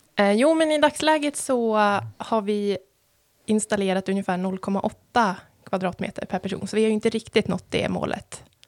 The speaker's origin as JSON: {"language": "Swedish", "area": "Sikå", "region": "Jämtland", "country": "Sweden", "said": "Jag kommer från Siko, så jag vill nästan säga att det är eh, en vacker, eh, den vackraste byn."}